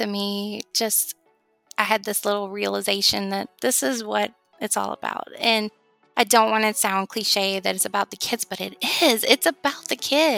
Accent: Georgia, United States; my home state in the Atlanta

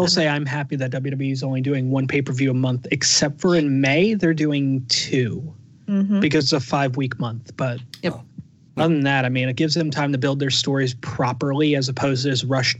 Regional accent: United Kingdom; I'm the GM of NXT, but I'm also British, and these are my guys.

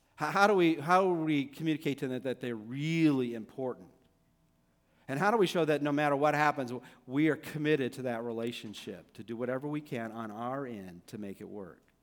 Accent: Downey, California, United States; he was my youth pastor when I was growing up in Downey

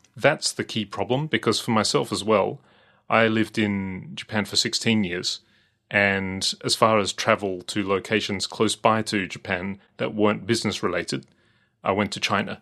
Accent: Australia; as an Australian

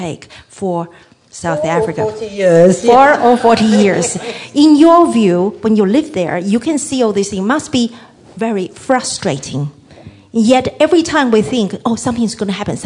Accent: Taiwan; now in Australia; I was born in Taiwan, so I came to live in Australia for a long time

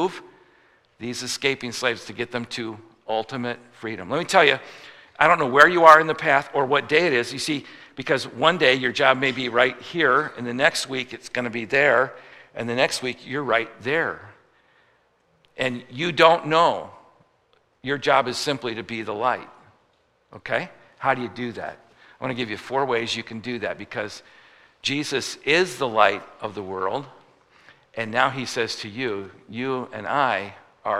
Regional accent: Midwest, United States; I'm a Midwesterner

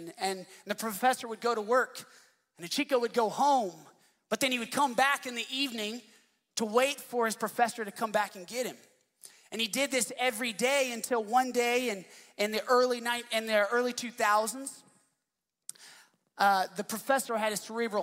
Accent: Dallas, Texas, United States; I grew up in Dallas

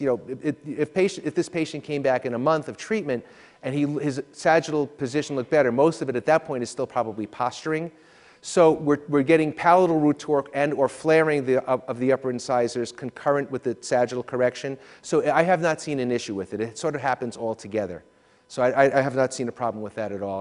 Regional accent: New York, United States; I'm from New York

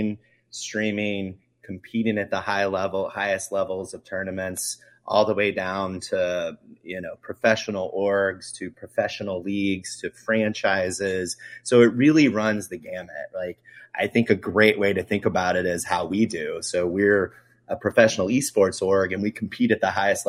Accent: Indiana, United States; moved away as an adult; now in Kansas City, United States; moved all around the country. I'm from Indiana. I wound up in Kansas City here

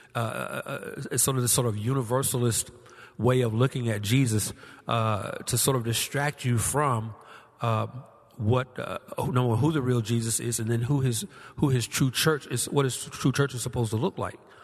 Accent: Georgia, United States; my home state of Georgia

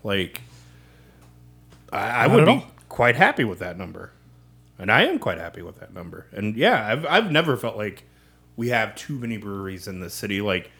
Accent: Kansas, United States; Well, it's my home

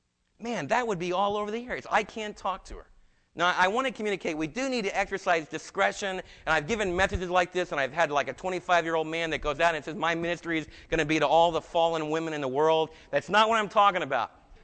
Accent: New Jersey, United States; also born or lived in New York; and I was from New Jersey and New York.

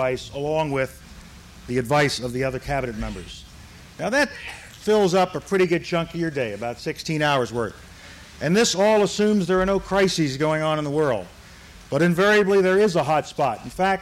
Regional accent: New York City, New York, United States; also born or lived in Harlem; I was raised in the South Bronx section of New York City.

